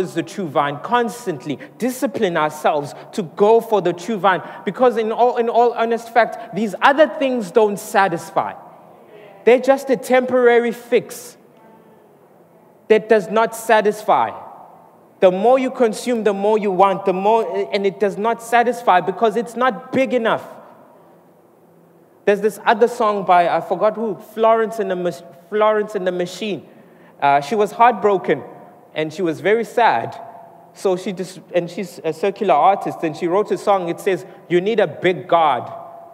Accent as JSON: {"language": "English", "town": "Mooi River", "region": "KwaZulu-Natal", "country": "South Africa", "tie": "born or raised there", "moved": "yes", "lives_now": "Durban, South Africa", "said": "I come from Moy River. So I grew up there"}